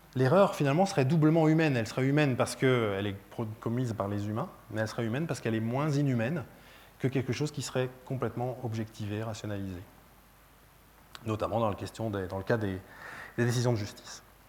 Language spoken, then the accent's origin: French; France; je suis français